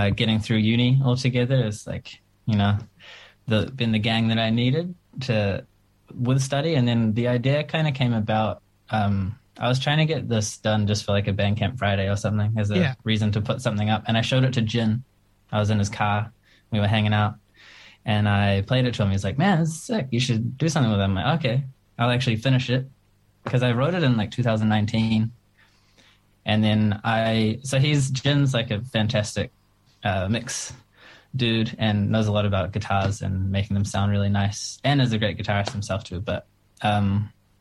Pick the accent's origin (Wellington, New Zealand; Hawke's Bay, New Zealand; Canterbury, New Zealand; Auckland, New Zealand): Auckland, New Zealand; I am from Auckland. I've lived here my entire life